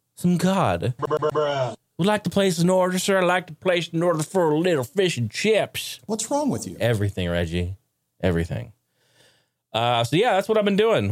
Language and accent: English; Oregon, United States; I grew up in Oregon